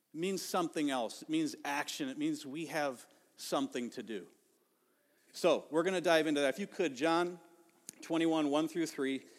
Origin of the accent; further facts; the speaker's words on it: Ohio, United States; now in Elk River, United States; growing up in Ohio